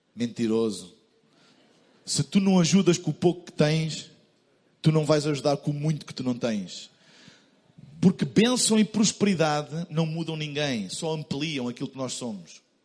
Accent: Portugal; Eu vim de Portugal

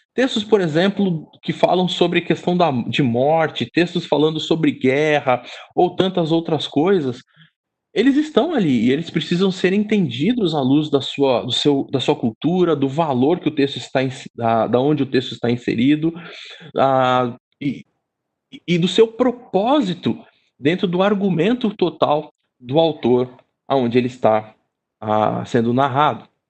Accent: São Paulo, Brazil; sou daqui e sou casado com uma carioca

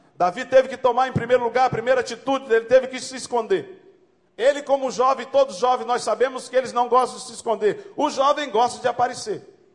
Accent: Maranhão, Brazil; como diz lá no Maranhão, sou do Maranhão

